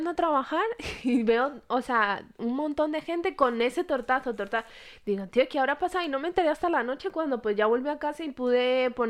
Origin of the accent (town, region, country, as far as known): Colombia